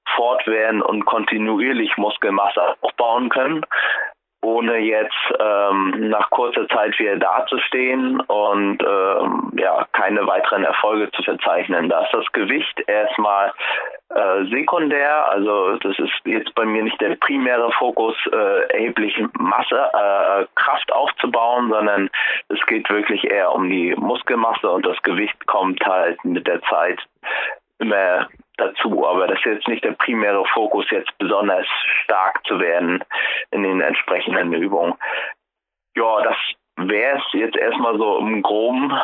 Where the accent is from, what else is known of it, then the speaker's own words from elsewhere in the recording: Rostock, Mecklenburg-Vorpommern, Germany; moved away as an adult; now in Frankfurt, Germany; Ich komme ja aus Rostock